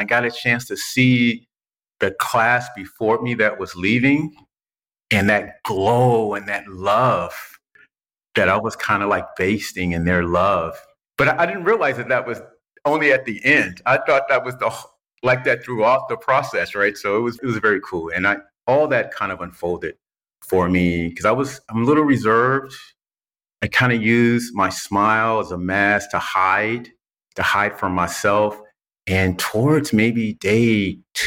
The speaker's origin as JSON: {"language": "English", "town": "Compton", "region": "California", "country": "United States", "tie": "born or raised there", "said": "I was born and raised in Compton, California"}